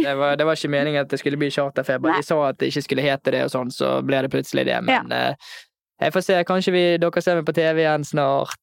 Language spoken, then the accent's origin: Norwegian; Bergen, Vestland, Norway; also born or lived in Oslo; Hjemme i Bergen